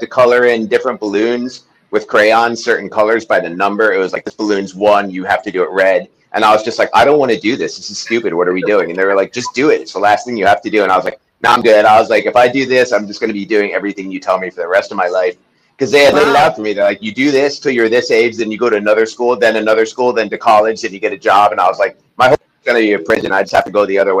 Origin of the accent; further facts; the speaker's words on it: New York, United States; now in Venice Beach, United States; Originally, I'm from Washington Heights, New York, which is very different than Venice Beach. So, that's kind of my background, like growing up in kind of a bad time in New York